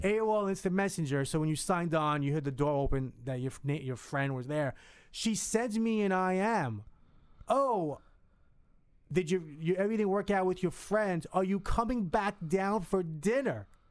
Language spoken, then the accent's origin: English; Hudson County, New Jersey, United States; I was from North Jersey. I was. I lived in Hudson County.